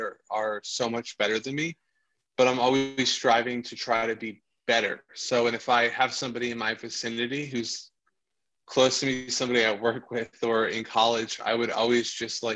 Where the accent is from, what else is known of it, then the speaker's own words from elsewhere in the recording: Hudson Valley, upstate New York, United States; also born or lived in Bronx, New York / California; now in New York City, United States; I was born in the Bronx. I grew up in upstate New York.